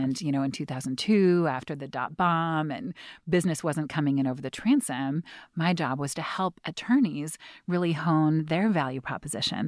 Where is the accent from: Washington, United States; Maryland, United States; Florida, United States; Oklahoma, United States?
Washington, United States; Seattle; I had the good fortune of growing up, um, on Capitol Hill, very kind of dense, packed neighborhood